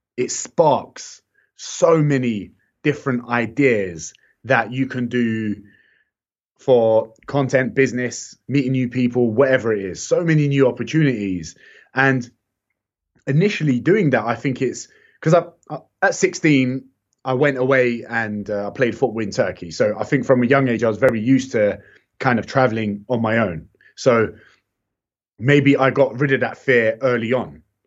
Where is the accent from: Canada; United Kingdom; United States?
United Kingdom; London; I've also been in the heart of London where it's so mixed